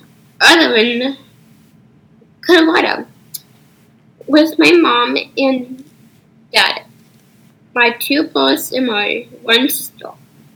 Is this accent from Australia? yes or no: no; Paraguay; I'm from Paraguay. I'm a 13-year-old dancer and model and actor with a Down syndrome.